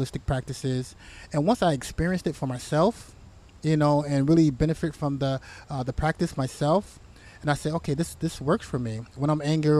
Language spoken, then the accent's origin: English; United States; being a black man growing up in America